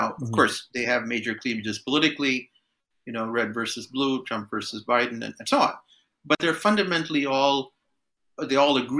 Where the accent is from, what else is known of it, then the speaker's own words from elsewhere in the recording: Canada; That, look, I'm a Canadian. First, I'm here and I care about what's going on where I was born, obviously, but let's not import those grievances from back home, because this is our home now.